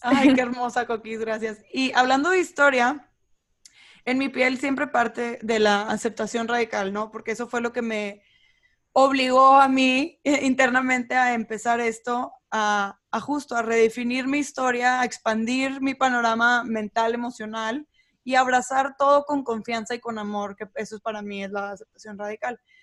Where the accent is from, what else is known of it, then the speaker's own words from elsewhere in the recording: Monterrey, Nuevo León, Mexico; moved away; el mismo lugar donde yo crecí